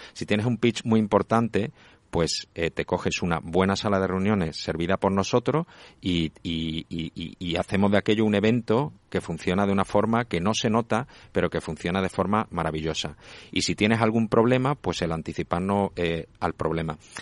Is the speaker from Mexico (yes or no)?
no; Málaga, Andalusia, Spain; yo soy de Málaga